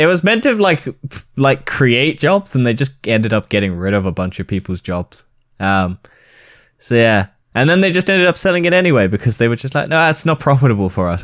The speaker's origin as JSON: {"language": "English", "country": "United Kingdom", "said": "we're British"}